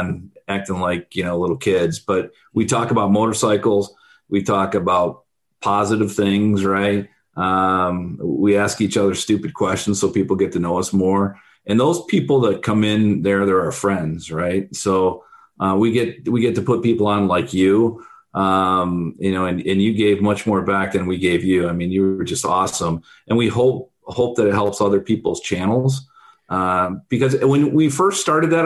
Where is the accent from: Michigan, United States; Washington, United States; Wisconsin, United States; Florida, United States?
Michigan, United States; moved away as an adult; also born or lived in Pennsylvania / Pittsburgh; I grew up in Michigan, and after school, I moved out on the East Coast